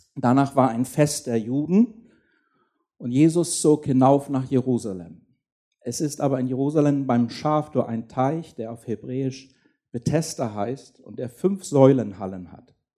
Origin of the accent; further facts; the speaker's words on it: Schleswig-Holstein, Germany; ich bin in Schleswig-Holstein aufgewachsen